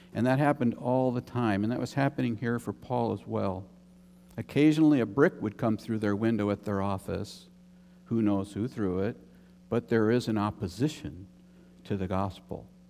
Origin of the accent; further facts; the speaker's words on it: United States; also born or lived in Germany; I'm American.